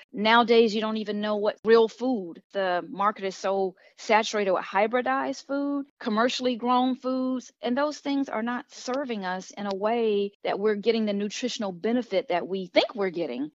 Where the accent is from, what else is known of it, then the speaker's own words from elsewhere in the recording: Miami, Florida, United States; now in Charlotte, United States; I live in the Charlotte, North Carolina area. However, I am originally from Miami, Florida.